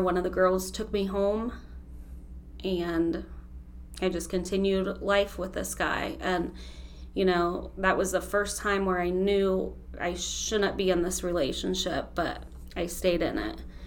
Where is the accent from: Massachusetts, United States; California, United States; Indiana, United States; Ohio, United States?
Ohio, United States; Holmes County; I'm from Holmes County